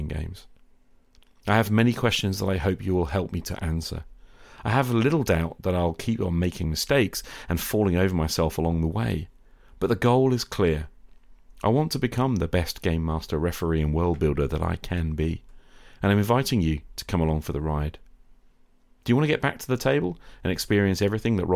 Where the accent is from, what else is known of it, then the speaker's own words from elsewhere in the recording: United Kingdom; British high school teacher